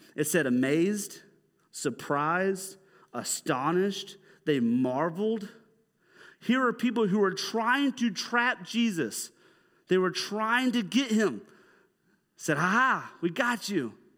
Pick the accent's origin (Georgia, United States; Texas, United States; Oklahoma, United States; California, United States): Georgia, United States; Dahlonega; I'm from, like, North Georgia. I'm from Dahlonega